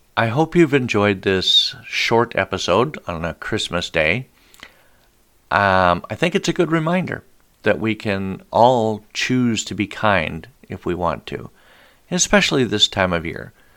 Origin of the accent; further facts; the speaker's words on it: Billings, Montana, United States; I was born and raised in Billings, Montana